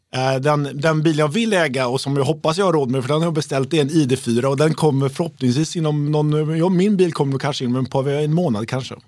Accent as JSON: {"language": "Swedish", "town": "Uddevalla", "region": "Västra Götaland", "country": "Sweden", "said": "Jag är ju från Uddevalla"}